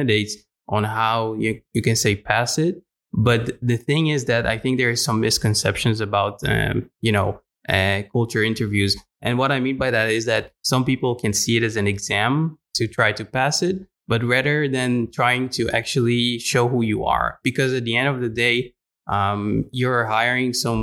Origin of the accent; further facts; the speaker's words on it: Israel; now in Netherlands; an international person here in the Netherlands, I'm coming originally from Israel